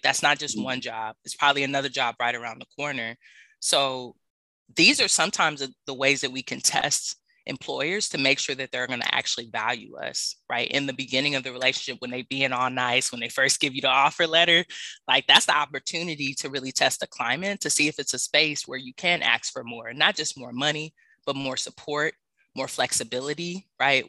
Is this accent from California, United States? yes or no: yes; Los Angeles, California, United States; moved away as an adult; also born or lived in New Orleans, Louisiana; I grew up in South Central